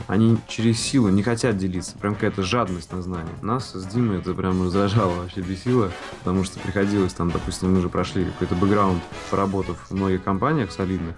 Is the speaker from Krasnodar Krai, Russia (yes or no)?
no; Saint Petersburg, Russia; родился в Ленинграде и вырос в Санкт-Петербурге